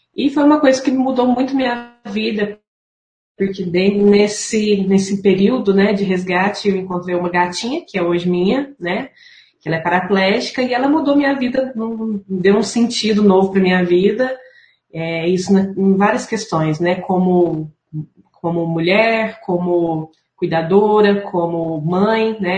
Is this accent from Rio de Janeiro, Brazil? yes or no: no; Franca, São Paulo, Brazil; moved away as an adult; now in Uberlândia, Brazil; eu não sou de Uberlândia, sou natural de Franca, mas moro em Uberlândia já tem 13 anos, 14 anos